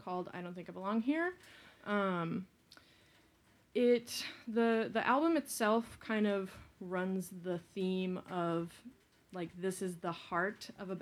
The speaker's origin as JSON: {"language": "English", "town": "Hinesburg", "region": "Vermont", "country": "United States", "tie": "born or raised there", "said": "I grew up next to John in a little town called Hinesburg. That's my hometown."}